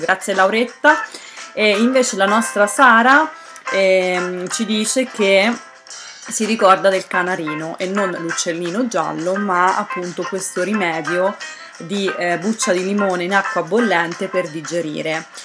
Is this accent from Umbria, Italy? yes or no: yes; Terni, Umbria, Italy; moved away; also born or lived in Basilicata (grandparents) / northern Italy; sono cresciuta a Terni